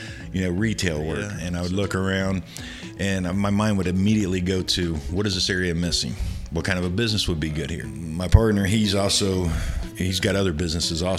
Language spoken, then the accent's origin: English; Columbus, Ohio, United States; moved away as an adult; now in Florida, United States; I was actually born and raised in Central Ohio around Columbus.